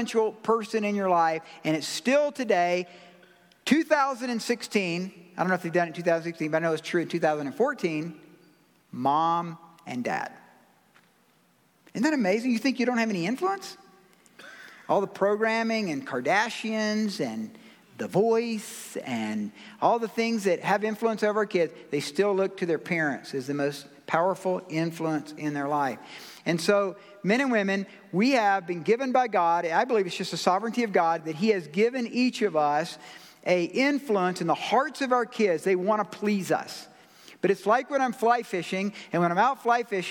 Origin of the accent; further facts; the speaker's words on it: Georgia, United States; I'm from Georgia